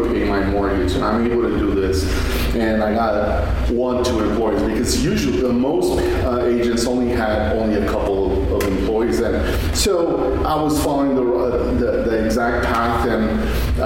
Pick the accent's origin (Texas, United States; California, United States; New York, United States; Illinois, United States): Texas, United States; Fabens; this small community that I grew up in Fabens. I'm from Fabens